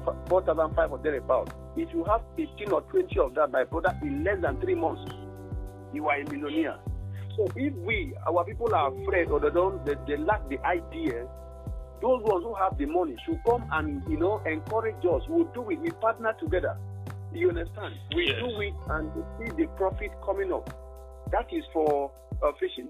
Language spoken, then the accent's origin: English; Ekureku, Cross River, Nigeria; we are all from Ekureku